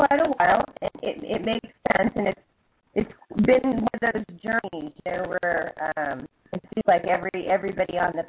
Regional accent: United States; now in Jordan; as an American

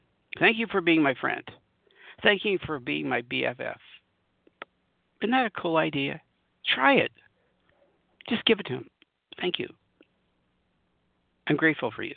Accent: Southern California, United States; moved away as an adult; now in Colorado, United States; I'm from Southern California. I've spent lots of time in Southern California most of my life

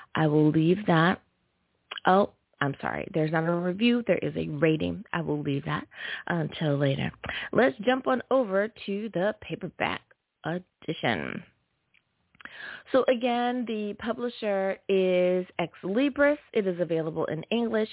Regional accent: United States; my home country, the U.S. of A.

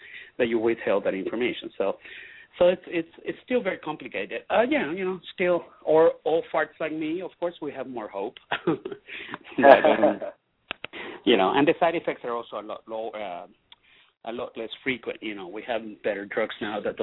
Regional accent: Venezuela; moved away; I'm Latino. I'm from Venezuela. I'm very Latino

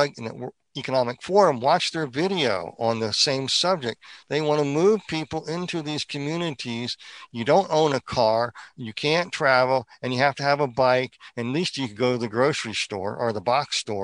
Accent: East Coast, United States; moved away; When I grew up in the East Coast

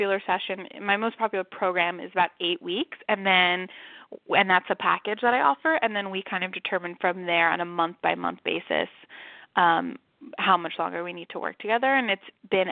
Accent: New York City, New York, United States; also born or lived in San Francisco; now in New York City, United States; I'm from Manhattan

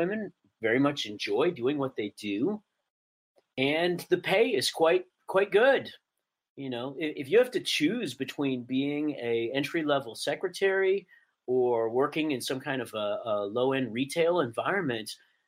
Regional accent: Dallas, Texas, United States; I grew up in Dallas

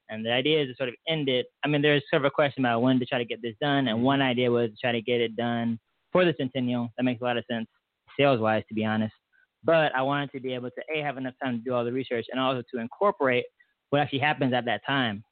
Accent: Atlanta, Georgia, United States; moved away as an adult; now in Tulsa, United States; i was from Atlanta before.

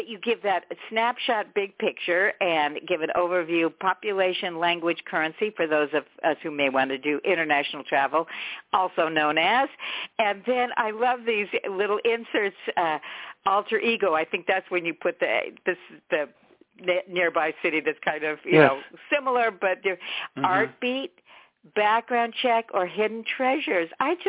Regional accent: San Francisco, California, United States; Because I'm just going to say something again about San Francisco, my hometown, but I didn't know this.

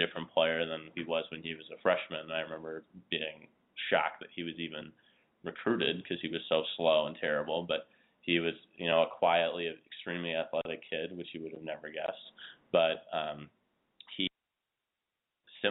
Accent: Illinois, United States; also born or lived in Lisle, Illinois; I'm from Illinois

